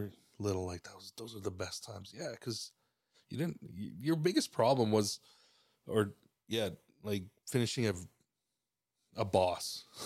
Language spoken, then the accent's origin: English; Cuauhtémoc, Chihuahua, Mexico; also born or lived in Burlington, Ontario, Canada; now in Canada; I grew up in Mexico. Yeah, Chihuahua.